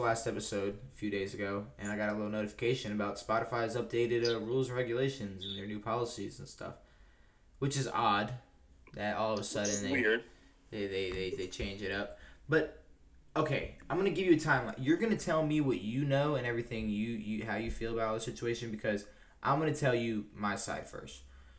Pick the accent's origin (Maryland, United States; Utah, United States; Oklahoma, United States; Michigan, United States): Maryland, United States; …, Orioles. I'm from Maryland.